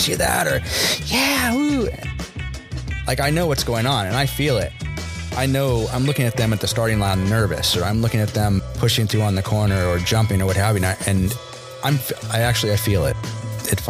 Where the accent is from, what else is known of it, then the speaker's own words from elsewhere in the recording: Los Angeles, California, United States; also born or lived in Santa Monica; I was born in Los Angeles, and I've been here my whole life